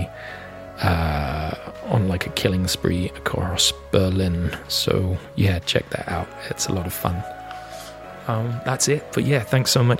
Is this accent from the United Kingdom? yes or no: yes; Leeds, Yorkshire and the Humber, United Kingdom; I'm originally from Leeds